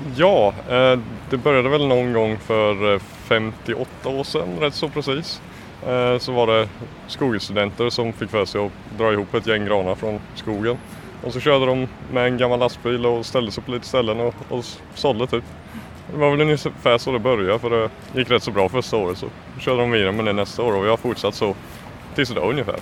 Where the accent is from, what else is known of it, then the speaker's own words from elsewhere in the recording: Småland, Kronoberg County, Sweden; moved away; Jag kommer från eh, Småland, en, eh, ett par tre mil från eh, Älmhult